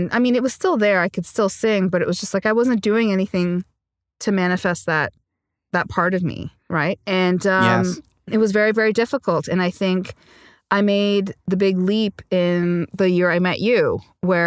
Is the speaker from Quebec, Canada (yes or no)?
yes; Montreal, Quebec, Canada; also born or lived in Sri Lanka; now in Toronto, Canada; I speak French because I grew up in Montreal when we immigrated here to Canada